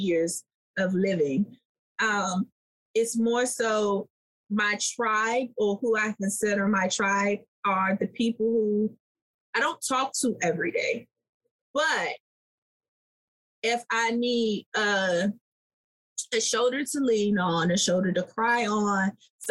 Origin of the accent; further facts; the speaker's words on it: Washington, District of Columbia, United States; I was raised in Southeast DC